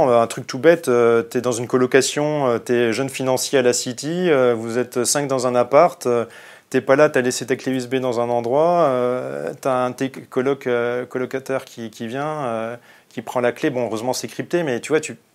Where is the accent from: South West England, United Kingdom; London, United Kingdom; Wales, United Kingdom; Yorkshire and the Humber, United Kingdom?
South West England, United Kingdom; Bristol; Moi je venais de Bristol, il m'a dit Ah, t'es de Bristol, super